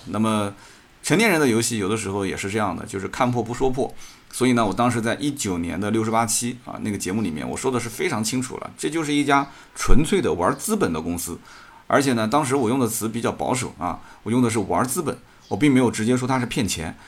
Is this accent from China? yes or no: yes; Jiangsu, China; 作为一个江苏人也挺自豪